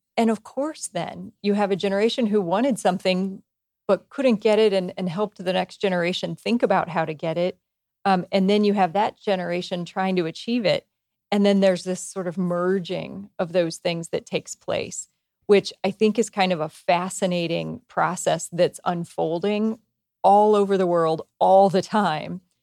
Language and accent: English; United States; I grew up in small town U S